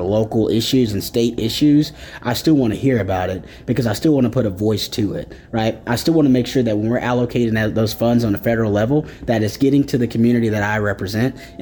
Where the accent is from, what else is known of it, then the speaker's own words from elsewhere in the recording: Wagoner, Oklahoma, United States; I'm from Wagner, Oklahoma.